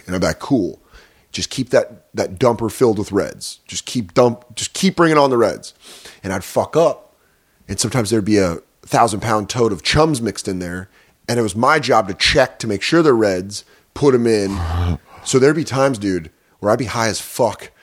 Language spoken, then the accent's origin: English; Colorado, United States; now in New York, United States; I'm from Colorado